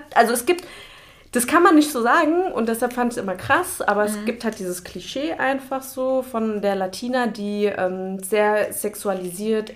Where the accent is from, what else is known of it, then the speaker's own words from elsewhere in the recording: Germany; bin ich hier in Deutschland geboren und aufgewachsen